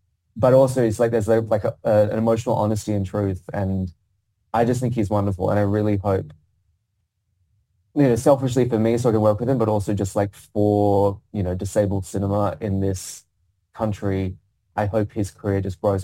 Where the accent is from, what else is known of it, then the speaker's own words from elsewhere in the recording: Perth, Western Australia, Australia; accent: Australian; moved away as an adult; now in London, United Kingdom; as an Australian actor in a classical play in the West End, playing a lead role and speaking Chekhov in my accent